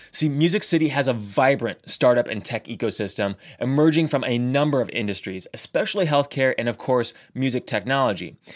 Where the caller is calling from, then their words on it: Nashville, Tennessee, United States; I'm calling in from scenic Nashville, Tennessee, Matt.